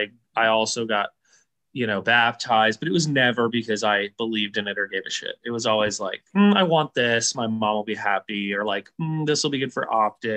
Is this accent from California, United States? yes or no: yes; California, United States; also born or lived in Arizona; And I'm from California and Arizona, respectively. And I grew up Southern, even though I'm half Mexican and from Arizona and California